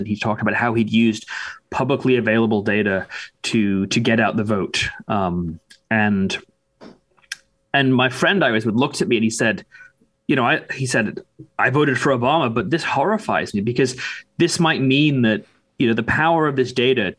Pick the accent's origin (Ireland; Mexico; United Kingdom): United Kingdom; now in United States; the United Kingdom, my home country